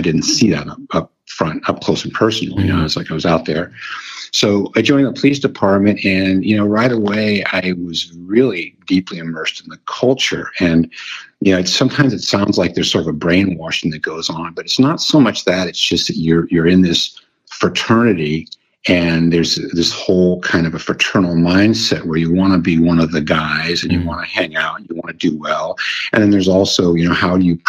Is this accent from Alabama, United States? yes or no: no; San Francisco, California, United States; born and raised in San Francisco in the late 50s